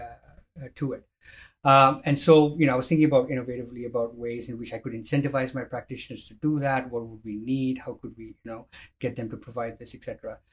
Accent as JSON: {"language": "English", "country": "Jordan", "tie": "born or raised there", "also_born_or_lived": "India / United States", "moved": "as an adult", "lives_now": "Melbourne, Australia", "said": "I grew up in Jordan in the in the Middle East"}